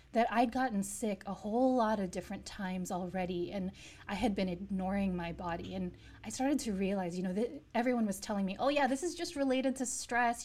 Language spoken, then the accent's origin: English; New York, United States; I grew up in the States